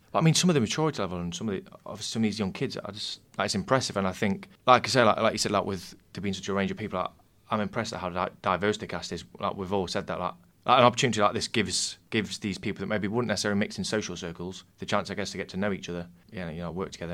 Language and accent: English; Nottingham, East Midlands, United Kingdom; also born or lived in the north of England; I moved down here when I was very young, so I kind of I cast Nottingham as my hometown